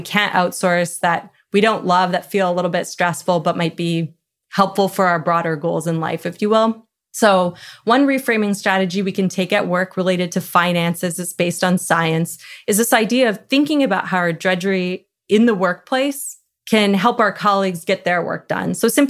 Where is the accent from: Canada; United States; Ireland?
Canada; I'm Canadian